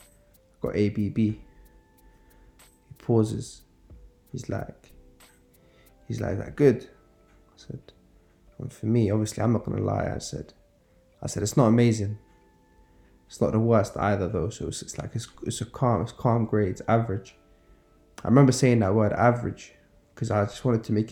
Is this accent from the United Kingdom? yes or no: yes; London, United Kingdom; I grew up in Norfolk, in West London